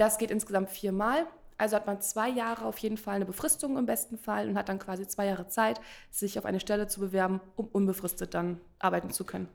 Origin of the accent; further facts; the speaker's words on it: area around Berlin, Brandenburg, Germany; wir kommen ja eigentlich nicht aus Berlin, sondern aus der Umgebung. Lotto Brandenburg war bei uns näher dran